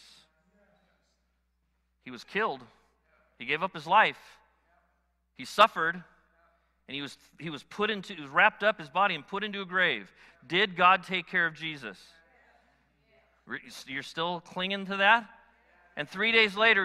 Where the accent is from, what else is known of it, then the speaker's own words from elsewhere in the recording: United States; I'm an American